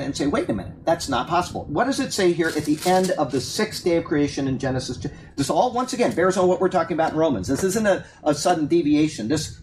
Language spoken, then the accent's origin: English; Sarasota, Florida, United States; I was raised in Sarasota, Florida